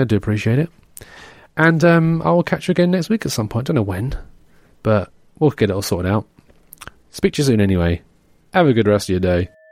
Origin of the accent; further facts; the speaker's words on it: England, United Kingdom; an English person, we don't, you know, we're not, we, we don't wanna offend people, but we're also quite rude